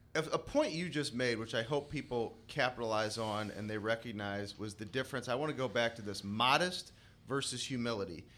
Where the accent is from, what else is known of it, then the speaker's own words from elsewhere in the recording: St. Louis, Missouri, United States; being Saint Louisans here